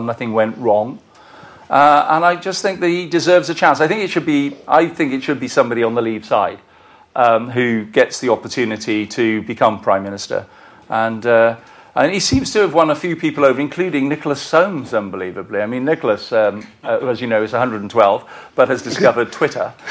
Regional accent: Welsh, Wales, United Kingdom; I'm a Welsh bloke

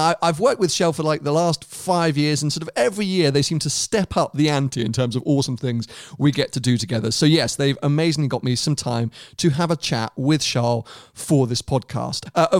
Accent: Monaco; growing up in Monaco, you are literally surrounded by Ferraris because they are every other car.

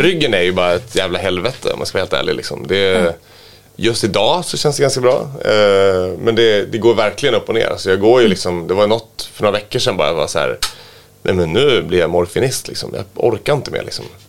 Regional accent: Västerås, Västmanland, Sweden; jag var från Västerås då, att, eh, och min farsa jobbar på A B B

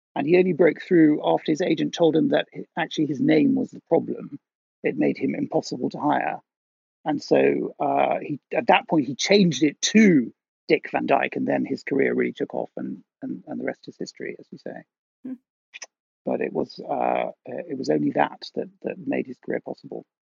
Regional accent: Netherlands; moved away; I grew up in Holland

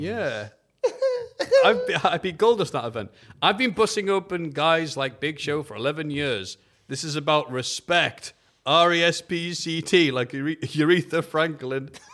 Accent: England, United Kingdom; We're English

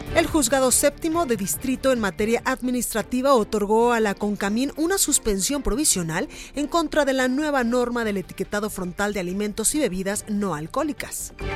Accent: Mexico; como los mexicanos

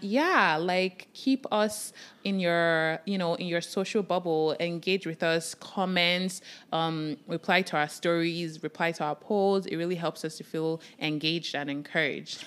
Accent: Nigeria; I am a Nigerian

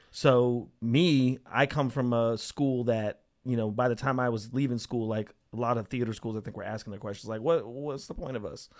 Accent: Las Vegas, Nevada, United States; also born or lived in Portales, New Mexico; I grew up in a town called Las Vegas, Nevada

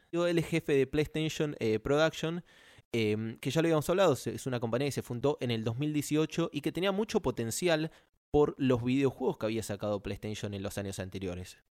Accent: Argentina; la bandera argentina de mi país, mi país

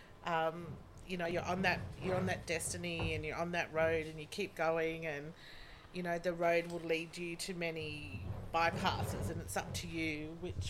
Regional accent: Sydney, New South Wales, Australia; I grew up in Dover Heights. I started school at 4.5 at Rose Bay Public School

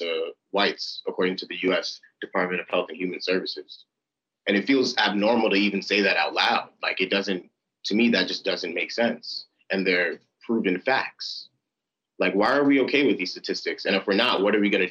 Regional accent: New York City, New York, United States; As a second of five children born from Nigerian immigrants, I grew up in Clinton Hill, Brooklyn

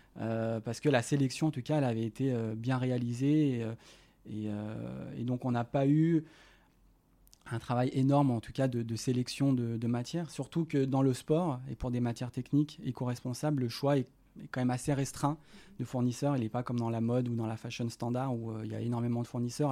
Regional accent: Lyon, Auvergne-Rhône-Alpes, France; je suis originaire de Lyon

